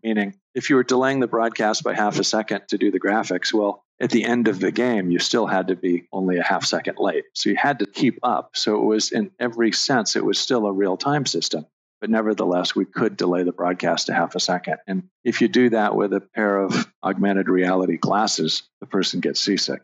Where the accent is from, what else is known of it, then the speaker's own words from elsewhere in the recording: Southern California, United States; growing up in Southern California